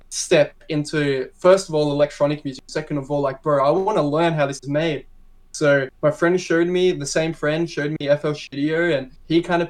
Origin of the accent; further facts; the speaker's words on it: Melbourne, Victoria, Australia; I'm from Melbourne, Australia, and I make bass music